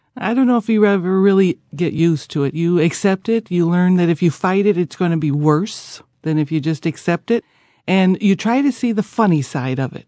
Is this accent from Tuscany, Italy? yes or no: no; Naples, Campania, Italy; also born or lived in United States; I come from Naples.